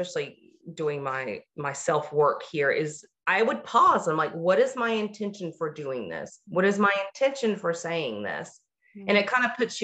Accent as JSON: {"language": "English", "region": "the South", "country": "United States", "said": "I'm a girl from the South"}